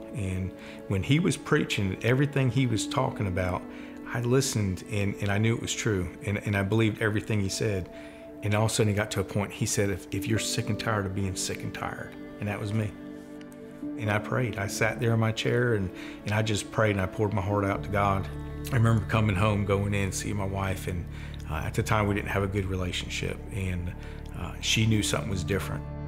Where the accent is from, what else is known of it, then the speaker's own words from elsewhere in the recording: New Jersey, United States; born and raised in New Jersey.